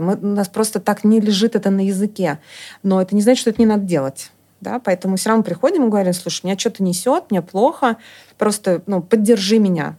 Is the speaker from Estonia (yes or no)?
yes; Estonia; moved away; also born or lived in Germany; я в Эстонии жила, и э, да, я, собственно, оттуда